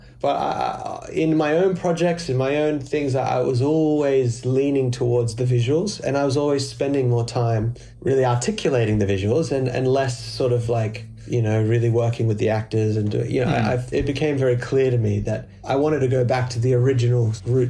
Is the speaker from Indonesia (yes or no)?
yes; Indonesia; also born or lived in Australia; I was born in Australia. My father worked in public relations and he started a small arm of his company in Indonesia. I moved to Indonesia.